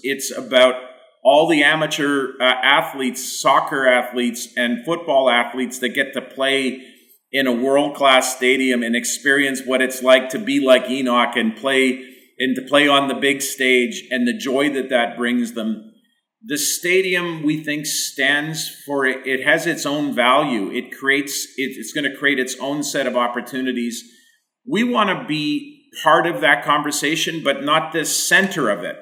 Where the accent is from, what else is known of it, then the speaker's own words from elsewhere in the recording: Winnipeg, Manitoba, Canada; my own experience growing up in Winnipeg